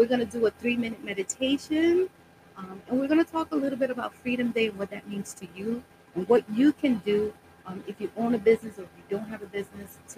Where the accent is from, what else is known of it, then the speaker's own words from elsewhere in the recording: New York City, New York, United States; also born or lived in Brooklyn, New York City; I was born in Brooklyn, raised in Washington Heights, and now living in the Bronx